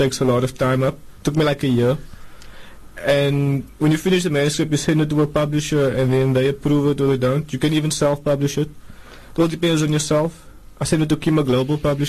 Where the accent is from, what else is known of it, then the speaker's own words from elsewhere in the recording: Cape Town, Western Cape, South Africa; growing up in Hanover Park was normal for me, I would say. I was there all my life, attended school there